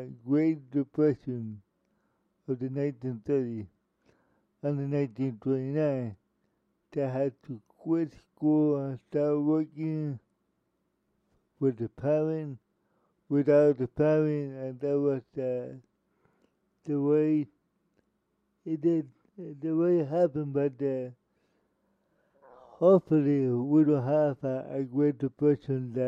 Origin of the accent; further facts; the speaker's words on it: Miami, Florida, United States; Miami, Florida, my hometown